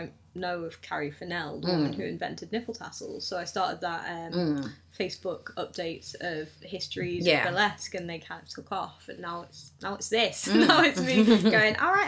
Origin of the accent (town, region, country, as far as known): Liverpool, North West England, United Kingdom; born or raised there; also born or lived in Australia